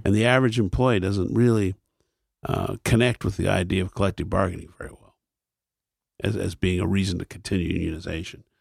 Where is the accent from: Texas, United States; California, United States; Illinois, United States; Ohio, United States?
Ohio, United States; Akron; when I was a child, there were three networks in my hometown